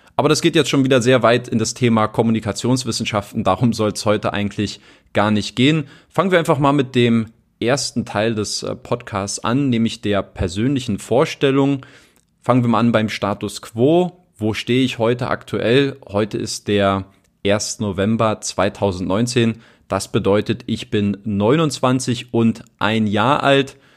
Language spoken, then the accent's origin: German; Berlin, Germany; moved away as an adult; also born or lived in Italy / England / Ilmenau; Ich komme aus Berlin. Ich bin in Berlin aufgewachsen